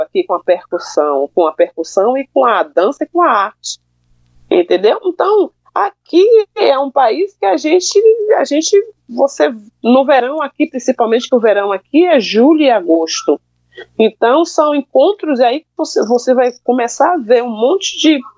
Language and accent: Portuguese; Brazil; moved away as an adult; now in Belgium; eu sou brasileira, eu sou do Brasil